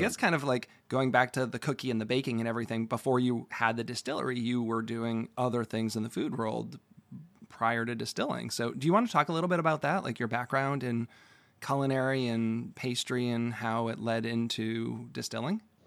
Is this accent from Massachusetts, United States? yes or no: yes; Massachusetts, United States; moved away; also born or lived in Providence, Rhode Island; I'm from Massachusetts